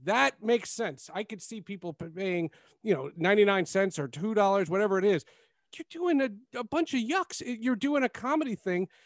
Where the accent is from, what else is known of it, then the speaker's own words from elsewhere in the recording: New Jersey, United States; I'm from Jersey